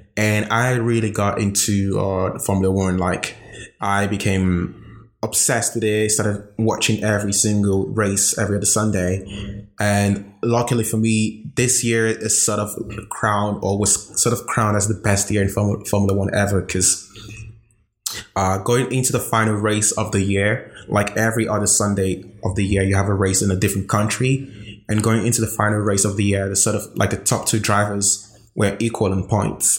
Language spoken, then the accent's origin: English; Nigeria; moved away as an adult; now in Amsterdam, Netherlands; born and raised in Nigeria